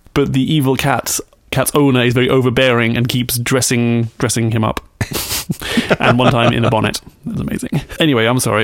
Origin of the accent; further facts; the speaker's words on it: United Kingdom; I'm British